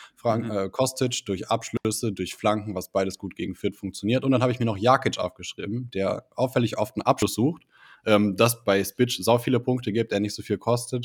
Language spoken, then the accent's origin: German; Düsseldorf, North Rhine-Westphalia, Germany; ich bin echt kein Köln-Fan, äh, als Düsseldorfer